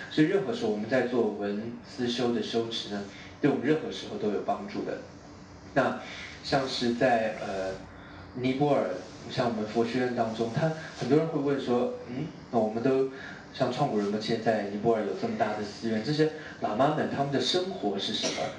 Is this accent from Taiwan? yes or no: yes; Taiwan; moved away; also born or lived in Hong Kong; 你看我是我离开我家乡，我是台湾，我香港来好远哦